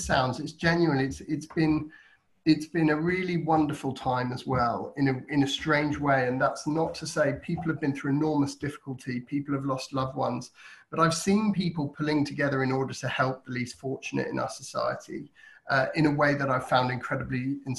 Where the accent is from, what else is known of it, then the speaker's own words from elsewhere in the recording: Bedford, East of England, United Kingdom; where I grew up in Bedford